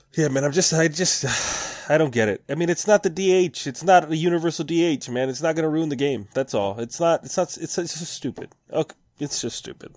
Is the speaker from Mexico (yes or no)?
yes; Mexico; my hometown of Mexico